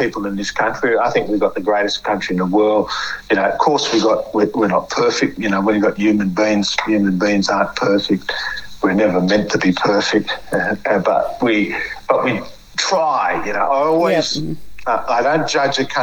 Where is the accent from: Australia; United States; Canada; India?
Australia; I may be a dumb black fella from the bush